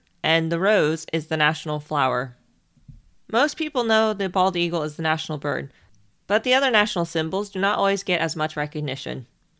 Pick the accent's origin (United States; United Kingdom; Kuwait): United States; Ohio; I am from the Midwest, as I was born in Ohio.